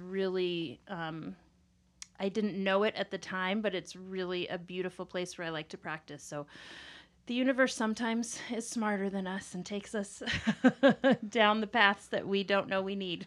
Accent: Kansas, United States; also born or lived in Southern California; now in Colorado, United States; I'm originally from Kansas. Uh, that's where I grew up, my childhood, and then my family moved to Southern California, and then came back here, uh, college time

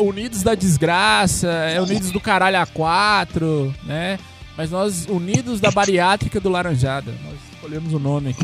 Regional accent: Bahia, Brazil; eu sou da Bahia

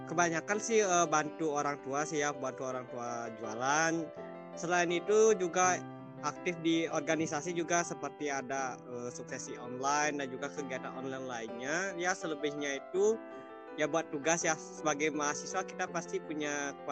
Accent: Kayu Putih, Bali, Indonesia; Asal aku dari Desa Kayu Putih, uh, dekat daerah wisata Lovina.

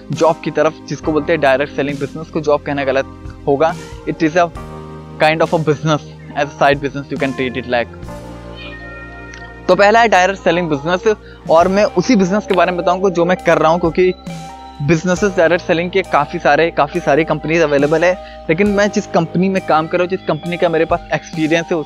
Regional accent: Gonda, Uttar Pradesh, India; मैं वैसे मेरा होम टाउन गोंडा सिटी से बिलोंग करता है

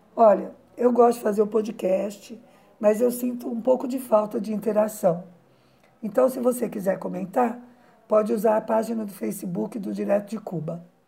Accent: Brazil; como brasileira

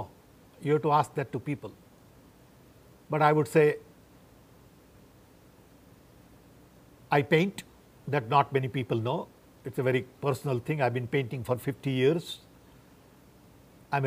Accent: Orissa, Odisha, India; moved away as an adult; also born or lived in United States; Born and raised in 1942. Of Gujarati parents in Orissa. Went to US in 64.

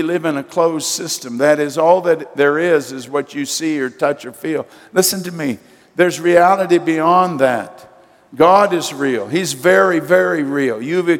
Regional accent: United States; as an American citizen

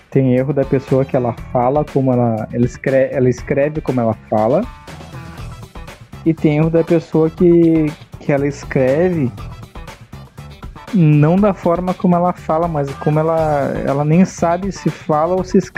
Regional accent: Rio Grande do Sul, Brazil; accent: gaúcho; eu falo de forma gaúcha

